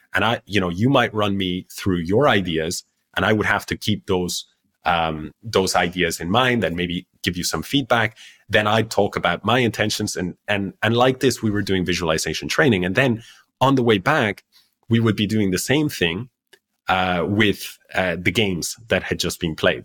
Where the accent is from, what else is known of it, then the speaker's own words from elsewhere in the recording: Ireland; also born or lived in Spain; I grew up in Ireland